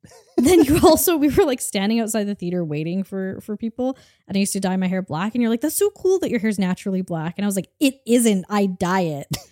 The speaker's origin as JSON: {"language": "English", "country": "Canada", "tie": "born or raised there", "said": "we grew up in Canada"}